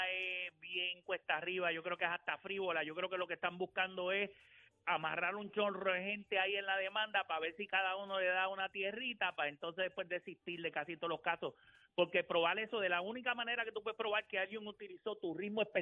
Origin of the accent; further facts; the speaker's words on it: Puerto Rico; yo soy boricua